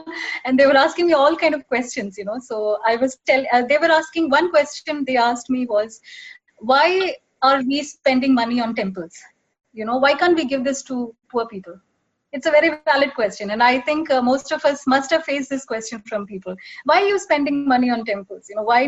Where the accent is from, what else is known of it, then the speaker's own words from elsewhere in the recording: Dubai, United Arab Emirates; also born or lived in Mumbai; but actually I was born in Bombay. When I was 1 year old, I shifted to Dubai with my parents and sister.